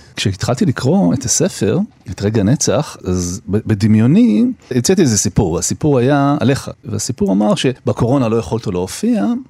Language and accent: Hebrew; Jerusalem, Jerusalem District, Israel; moved away; גם נולדתי בירושלים, ילדות קצת, חטיבת ביניים, חזרתי אחר כך, חזרתי שוב, ואני כל הזמן שם